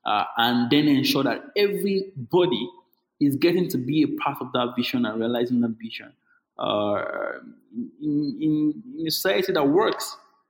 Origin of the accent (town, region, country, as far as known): Nigeria